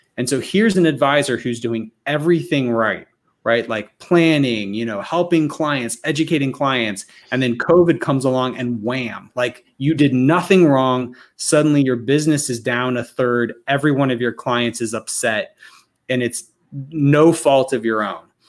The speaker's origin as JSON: {"language": "English", "region": "Alabama", "country": "United States", "said": "I'm from Alabama"}